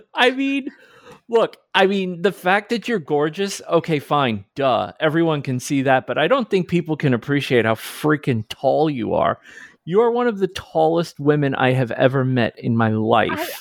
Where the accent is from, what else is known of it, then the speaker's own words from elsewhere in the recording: New York, United States; now in New Jersey, United States; I'm from New York. I live in New Jersey.